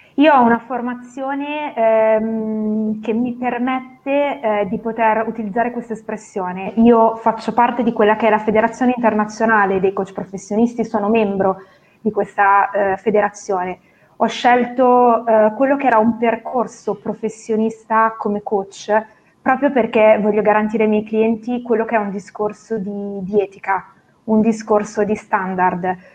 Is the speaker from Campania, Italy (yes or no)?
no; Novara, Piedmont, Italy; sono di Novara, classe 1984